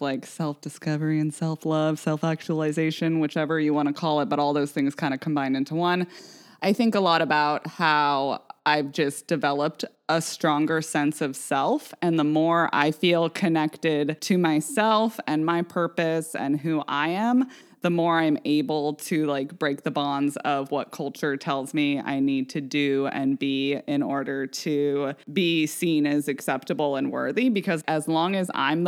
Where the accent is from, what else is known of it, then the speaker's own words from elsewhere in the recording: Vashon, Washington, United States; we grew up on Vashon